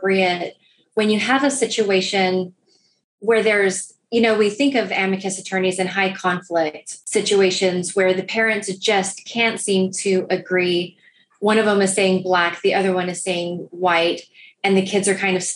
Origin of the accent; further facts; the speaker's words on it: Rio Grande Valley, Texas, United States; moved away as an adult; also born or lived in Northeast United States; now in Houston, United States; I grew up down in the Rio Grande Valley.